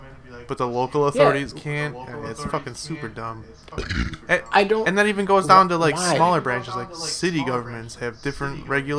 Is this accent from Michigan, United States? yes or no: no; Milwaukee, Wisconsin, United States; our team is from Milwaukee, and I'm from Milwaukee